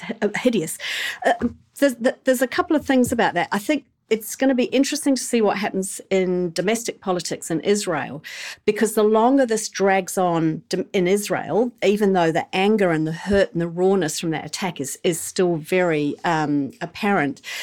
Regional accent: England, United Kingdom; now in New Zealand; I grew up in England

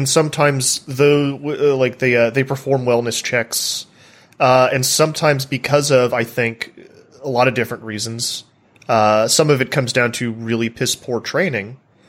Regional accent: United States; I'm an American and because I've grown up in this paradigm

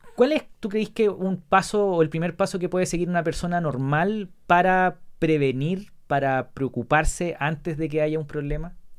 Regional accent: La Serena, Coquimbo, Chile; 10, 11, 12 años, todo años jugando tenis, en club de tenis de La Serena. Yo soy de La Serena.

